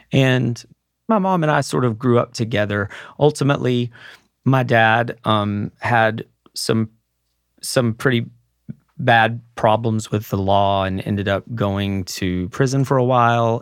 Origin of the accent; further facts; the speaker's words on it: Mineral Wells, Texas, United States; my hometown of Mineral Wells, Texas